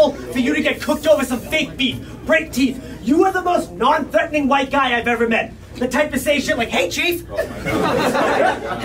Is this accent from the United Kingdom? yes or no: no; Boston, Massachusetts, United States; I'll get stopped, you know, in my hometown and people know who I am